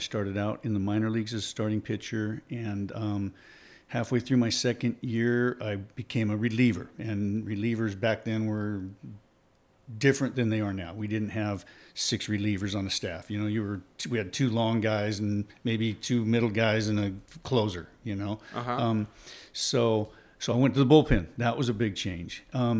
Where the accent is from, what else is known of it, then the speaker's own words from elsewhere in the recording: Oregon, United States; I grew up in Oregon, in Southern Oregon. And we had some really good baseball teams. It was a very athletic area.